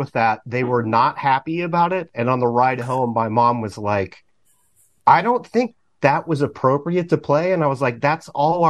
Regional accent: Minnesota, United States; I grew up in the Lutheran church in Minnesota and was playing in bands in like, you know, seventh and eighth grade, junior high.

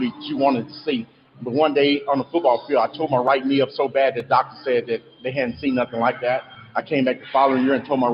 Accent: Dallas, Texas, United States; I'm from Dallas. Born and raised in Dallas

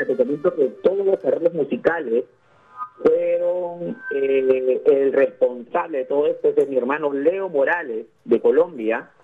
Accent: Peru; yo soy peruano Amo mucho, mucho, mucho mi país

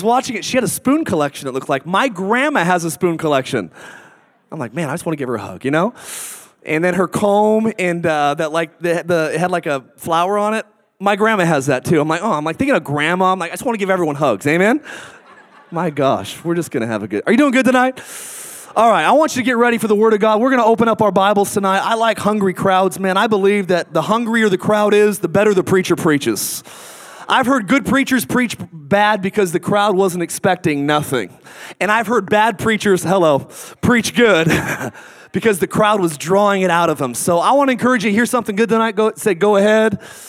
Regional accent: Boise, Idaho, United States; I'm from Boise, Idaho

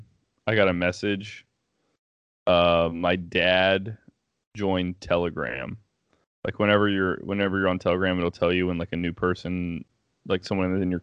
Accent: United States; I was born in America

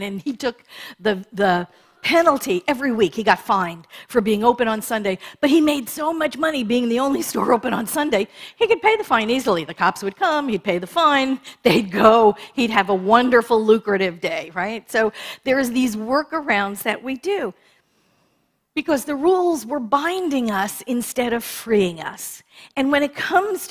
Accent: New York, United States; growing up in New York

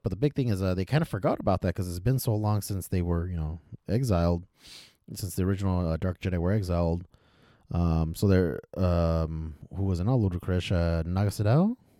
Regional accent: Fresno, California, United States; I'm from Fresno area.

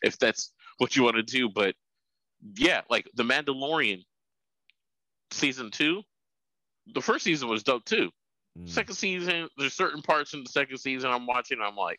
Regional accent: West Coast, United States; I'm from the West Coast

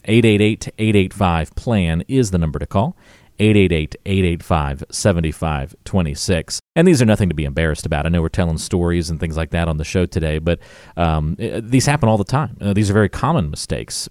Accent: Greensboro, North Carolina, United States; I grew up in Greensboro in North Carolina

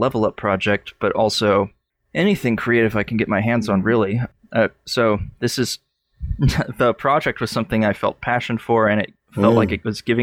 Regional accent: Athens, Georgia, United States; my hometown, Athens, Georgia

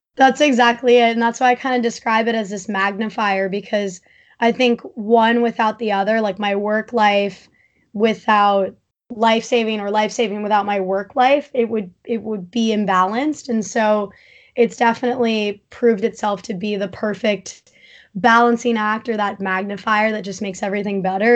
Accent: East Hampton, New York, United States; I grew up in East Hampton

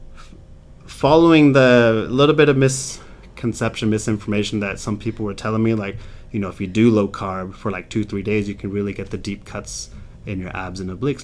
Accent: England, United Kingdom; moved away; I grew up in England

